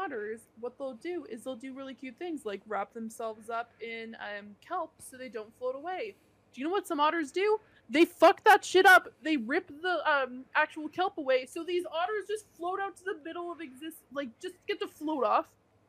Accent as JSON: {"language": "English", "country": "Canada", "said": "I'm from Canada, the Great White North"}